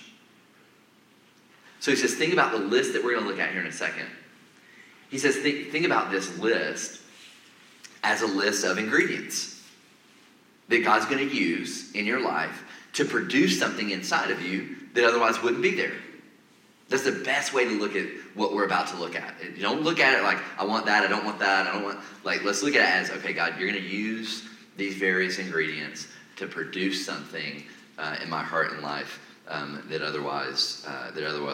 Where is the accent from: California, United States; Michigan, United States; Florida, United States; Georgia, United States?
Georgia, United States; Atlanta; moved away; also born or lived in Nashville area; I'm originally from Atlanta